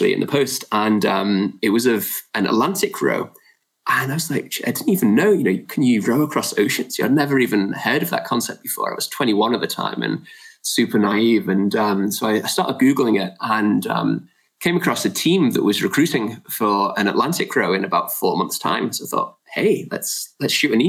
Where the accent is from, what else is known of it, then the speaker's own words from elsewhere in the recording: Liverpool, North West England, United Kingdom; also born or lived in near Geneva, France; now in Loughborough, United Kingdom; I grew up in North Liverpool, which is football, soccer, mad